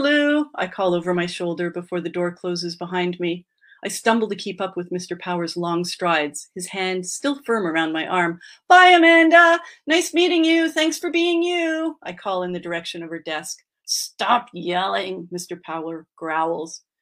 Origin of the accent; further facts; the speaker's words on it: Quebec, Canada; I grew up in Quebec and my mm-hmm. dad is a Montrealer and my mom is from Boston